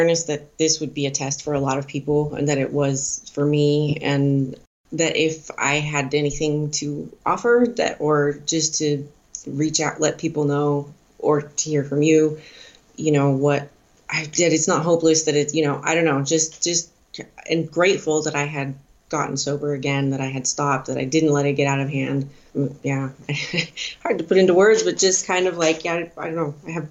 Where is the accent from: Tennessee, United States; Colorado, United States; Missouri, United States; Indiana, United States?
Colorado, United States; Denver; moved away as an adult; now in Switzerland; I grew up in Denver, but I have been living in Switzerland for the past 6 years.